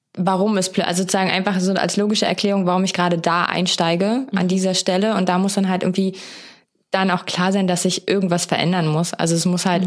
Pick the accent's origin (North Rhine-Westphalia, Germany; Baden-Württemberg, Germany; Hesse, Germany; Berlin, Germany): Berlin, Germany; als waschechter Berliner